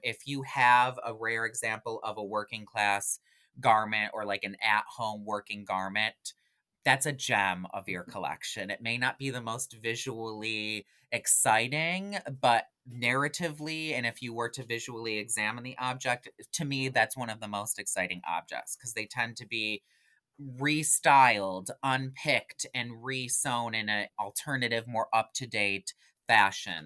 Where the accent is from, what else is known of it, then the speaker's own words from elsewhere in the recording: Genesee Valley region, New York, United States; also born or lived in Rochester, New York; I am originally from the Genesee Valley region.